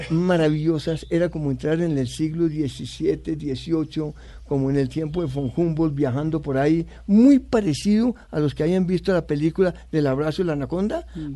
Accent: Bogotá, Colombia; also born or lived in United States; Así llegamos y vivimos, yo viví eh, hasta los 19 años dentro del campus.

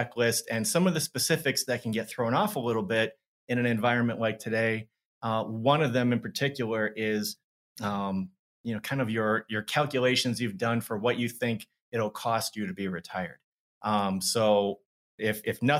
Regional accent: Madison, Wisconsin, United States; moved away as an adult; also born or lived in Minneapolis, Minnesota / Arizona; I grew up here in Madison

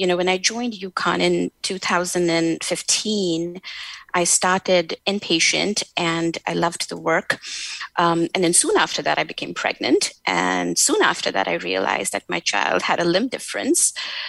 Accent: India; at least where I come from South Asia, from India, where you are always told, you know, again, to be nice, to work hard, to be humble

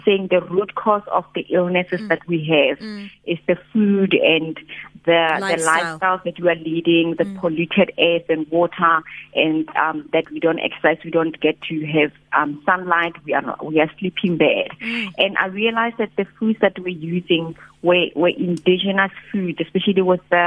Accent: Rustenburg, North West, South Africa; I grew up in Rustenburg.

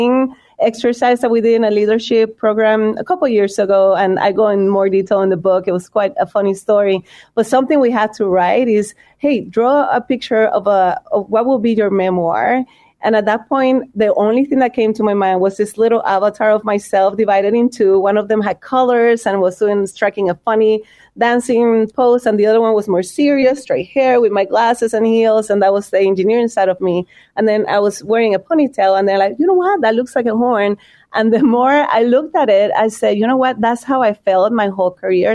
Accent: Puerto Rico; moved away as an adult; also born or lived in Chicago; now in United States; I'm from Puerto Rico.

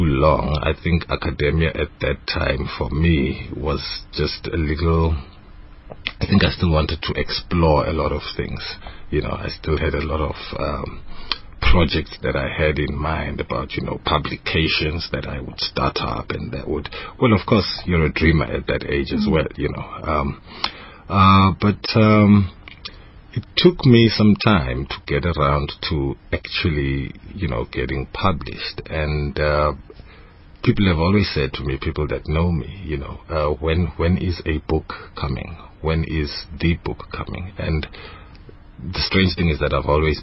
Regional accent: Eswatini; English is a second language; moved away; also born or lived in Soweto, Johannesburg, South Africa; I grew up in Swaziland

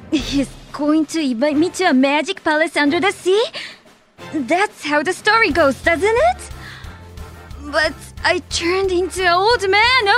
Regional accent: Kanagawa, Japan; I was born and raised here in Kanagawa-ken.

